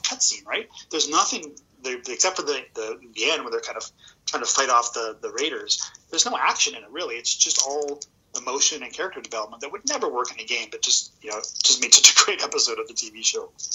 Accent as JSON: {"language": "English", "town": "Edmonton", "region": "Alberta", "country": "Canada", "tie": "born or raised there", "moved": "yes", "said": "a born and raised uh, Edmontonian"}